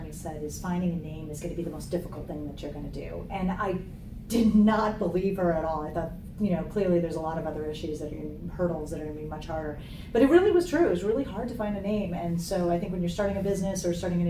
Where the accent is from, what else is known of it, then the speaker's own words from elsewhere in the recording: Rockford, Illinois, United States; I'm from a small town in Illinois called Rockford, Illinois, and it's 90 miles northwest of Chicago